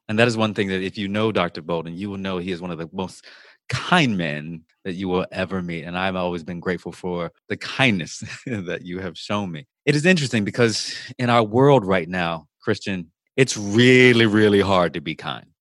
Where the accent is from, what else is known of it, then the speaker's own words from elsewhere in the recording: Virginia, United States; now in Louisiana, United States; from my home state of Virginia